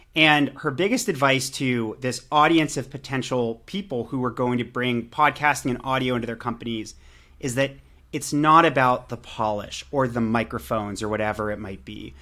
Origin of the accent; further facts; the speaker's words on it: Pittsburgh, Pennsylvania, United States; now in Santa Monica, United States; I live in Santa Monica, California, uh, but I'm from Pittsburgh, Pennsylvania